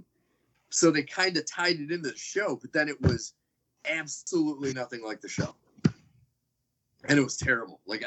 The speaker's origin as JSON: {"language": "English", "country": "United States"}